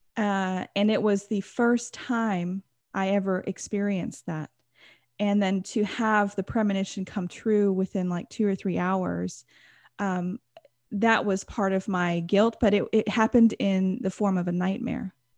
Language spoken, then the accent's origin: English; Texas, United States; I grew up in, uh, America. I'm from Texas